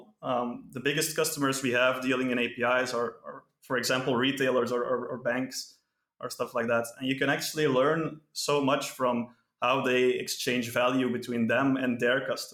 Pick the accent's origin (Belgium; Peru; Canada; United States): Belgium; I'm from Belgium.